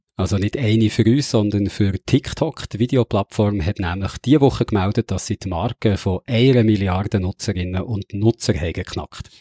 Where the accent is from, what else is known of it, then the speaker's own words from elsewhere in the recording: Switzerland; ich bin ja in der Nähe vom grossen Moos aufgewachsen, der Gemüsekammer von der Schweiz